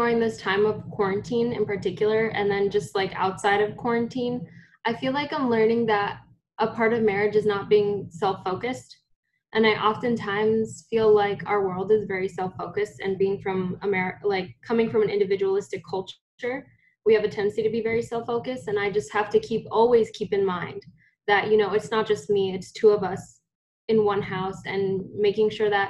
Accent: Newark, New Jersey, United States; also born or lived in New York City / Phillipsburg; So I was born in Newark, New Jersey. And then, oh my gosh, I feel like we moved a lot. Originally from Newark, and then we moved to New York City. And then we moved to New Jersey, Phillipsburg, New Jersey.

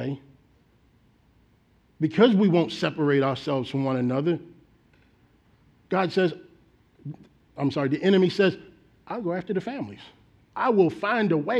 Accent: Baltimore, Maryland, United States; moved away; back in my home state of Baltimore, Maryland

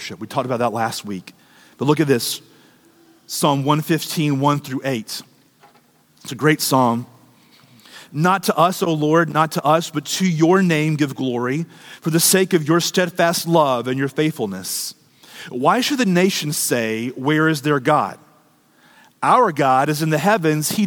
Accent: United States; us as American Christians

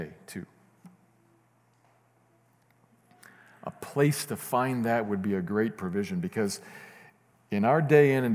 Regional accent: Midwest, United States; moved away; I'm from the Midwest

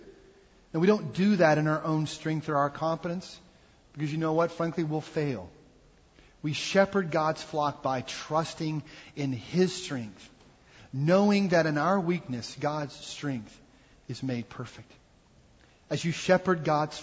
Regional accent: Mississippi, United States; moved away as an adult; also born or lived in Missouri; I moved us to my home state of Mississippi to regroup

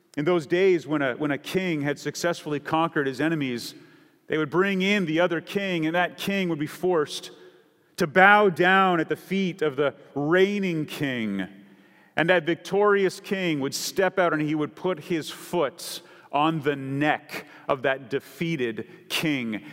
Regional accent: Canada; now in San Diego, United States; I grew up in Canada

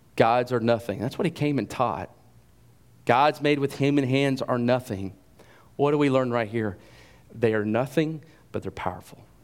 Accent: Carrollton, United States; I grew up here in Carrollton

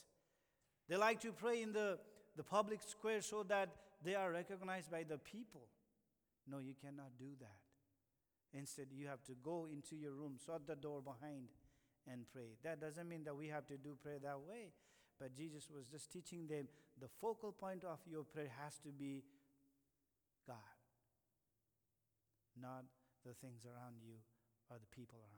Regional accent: India; now in United States; I'm from India

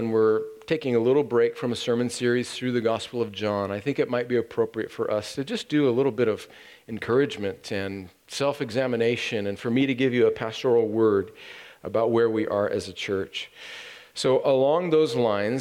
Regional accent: California, United States; moved away; I and my family are going to my home country of California for Thanksgiving

